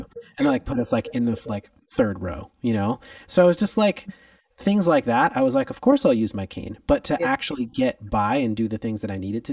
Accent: Los Angeles, California, United States; I am from Los Angeles, California. I'm one of the few people out here that was actually born and raised

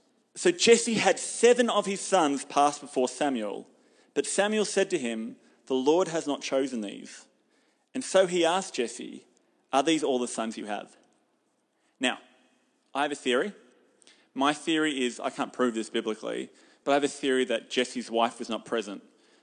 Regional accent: Hamilton, Waikato, New Zealand; And I'm from Hamilton. I don't live here.

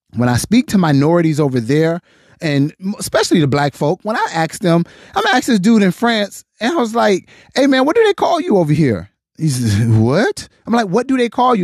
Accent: United States; I'm not from Africa. I was born here. I'm American.

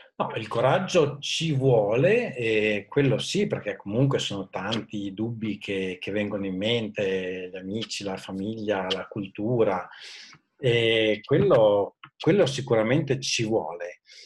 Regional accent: Modena, Emilia-Romagna, Italy; also born or lived in London / Zurich; sono originario di Modena, dove attualmente vivo con eh, la famiglia

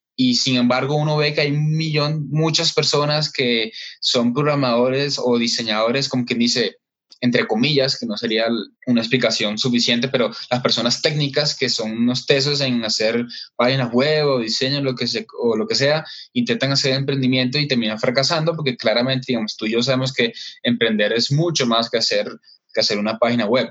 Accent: Barranquilla, Atlántico, Colombia; now in Bogotá, Colombia; yo estoy en Bogotá, soy, aunque soy de Barranquilla, de la costa, pero estoy acá en Bogotá hace como ya 10

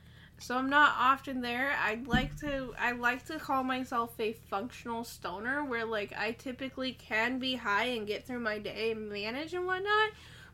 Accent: Florida, United States; I was born in Florida.

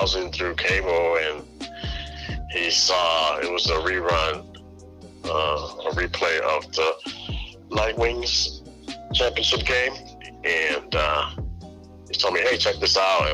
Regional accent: Springfield, Massachusetts, United States; I'm from Springfield, Mass.

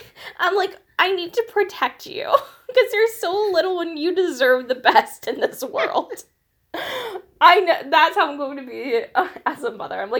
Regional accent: Pittsburgh, Pennsylvania, United States; we're both from Pittsburgh

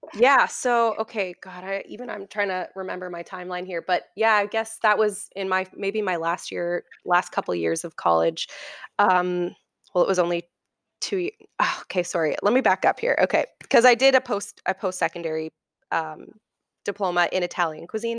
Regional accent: Oakville, Ontario, Canada; also born or lived in Toronto; grew up in Oakville for the m, most of my life.

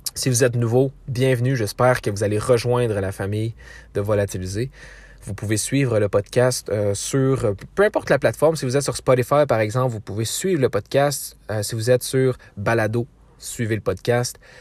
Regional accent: Quebec, Canada

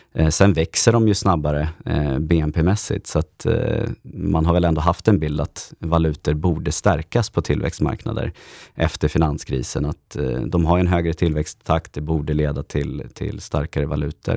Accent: Stockholm, Stockholm County, Sweden; also born or lived in Örebro; född och uppvuxen här i Stockholm

